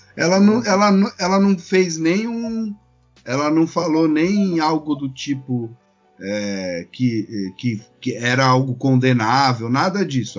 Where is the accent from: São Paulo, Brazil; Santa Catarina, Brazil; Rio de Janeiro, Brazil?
São Paulo, Brazil; now in Florianópolis, Brazil; eu sou de São Paulo, mas eu moro em Florianópolis